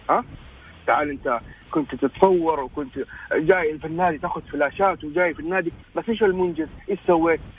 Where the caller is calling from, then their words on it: Jeddah, Makkah Province, Saudi Arabia; مشجع هلالي من جده